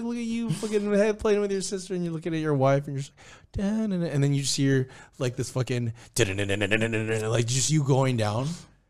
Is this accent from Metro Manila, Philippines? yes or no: no; Cebu, Central Visayas, Philippines; Oh, dude, that's my home country, bro. My home place.